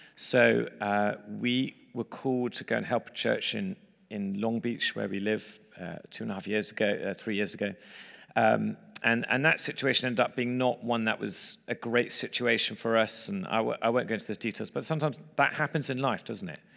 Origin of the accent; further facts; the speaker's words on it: England, United Kingdom; moved away as an adult; now in United States; we're English in America